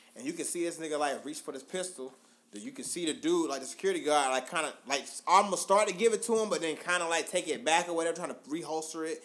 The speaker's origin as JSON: {"language": "English", "town": "Augusta", "country": "United States", "said": "I'm from Augusta"}